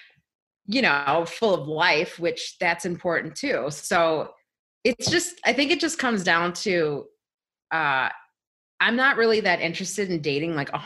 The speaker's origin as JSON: {"language": "English", "town": "Chicago", "region": "Illinois", "country": "United States", "also_born_or_lived": "California / Colorado", "moved": "yes", "said": "I'm from Chicago"}